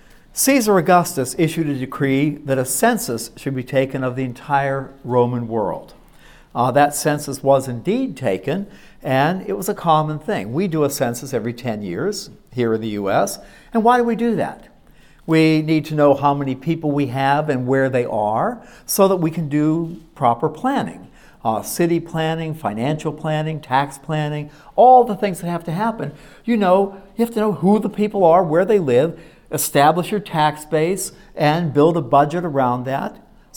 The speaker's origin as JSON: {"language": "English", "town": "Pittsburgh", "region": "Pennsylvania", "country": "United States", "tie": "born or raised there", "said": "I remember I grew up in Pittsburgh, Pennsylvania, in the inner city around the steel mills, and went to Oliver High School."}